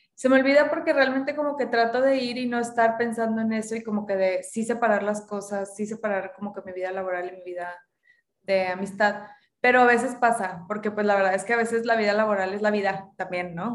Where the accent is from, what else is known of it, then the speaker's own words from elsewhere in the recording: Monterrey, Nuevo León, Mexico; yo crecí, nací y crecí en Monterrey, mis papás ambos son regios también